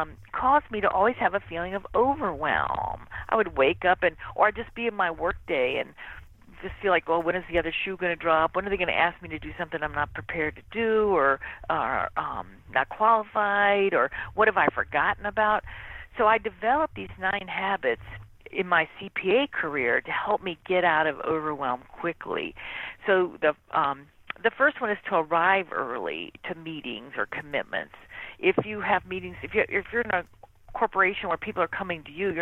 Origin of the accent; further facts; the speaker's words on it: Mississippi, United States; I grew up in Mississippi